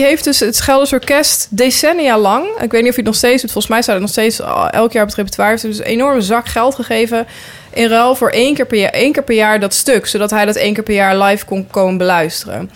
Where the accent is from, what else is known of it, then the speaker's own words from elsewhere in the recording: near Nijmegen, Gelderland, Netherlands; ik kom zelf uit Nijmegen en, of, eh, ja, eigenlijk, nou, uit een heel klein dorp bij Nijmegen, maar ik zeg altijd van Nijmegen